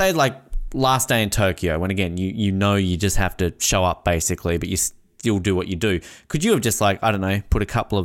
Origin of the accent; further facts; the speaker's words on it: Australia; I'm from an Australian football state